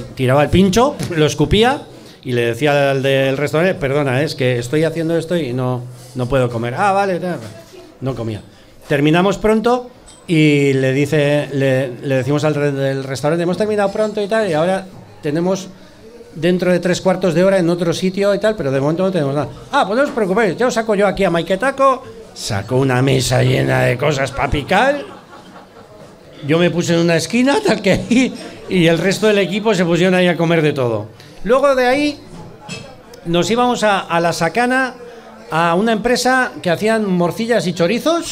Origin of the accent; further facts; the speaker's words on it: Basque Country, Spain; accent: Basque; los actores vascos vamos allí y te dicen, macho, tienes un acento vasco